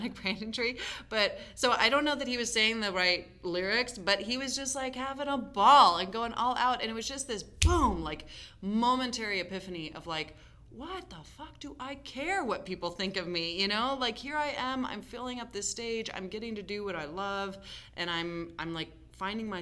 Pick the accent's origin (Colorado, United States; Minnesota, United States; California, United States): Colorado, United States; Denver; I grew up in Denver going to East High School